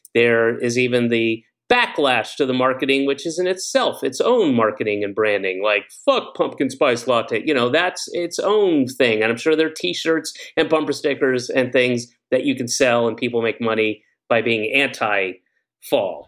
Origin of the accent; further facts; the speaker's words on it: Georgia, United States; moved away; I grew up in Georgia, but I lived all over the place